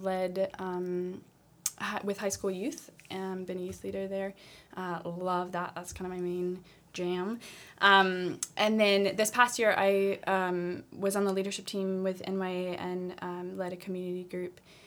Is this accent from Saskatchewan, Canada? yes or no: no; Abbotsford, British Columbia, Canada; moved away as an adult; also born or lived in Virginia; I was born and raised in Abbotsford